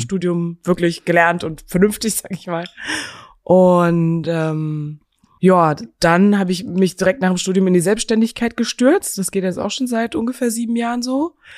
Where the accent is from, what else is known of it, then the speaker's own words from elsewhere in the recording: Geilenkirchen, North Rhine-Westphalia, Germany; moved away as an adult; now in Berlin, Germany; geboren aber in Geilenkirchen in Nordrhein-Westfalen